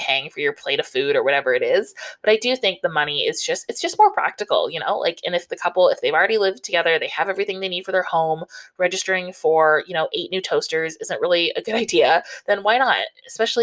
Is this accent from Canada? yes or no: yes; Southern Ontario, Canada; I grew up in Southern Ontario